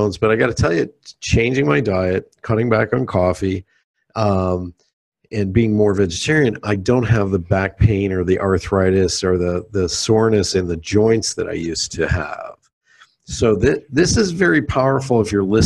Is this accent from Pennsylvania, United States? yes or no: yes; Pennsylvania, United States; I grew up in Pennsylvania